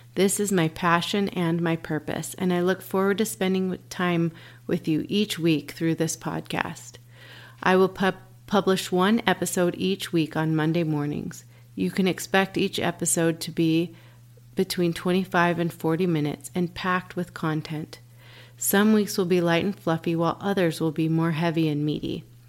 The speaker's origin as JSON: {"language": "English", "town": "Dallas", "region": "Texas", "country": "United States", "tie": "born or raised there", "said": "Born and raised in Dallas, Texas."}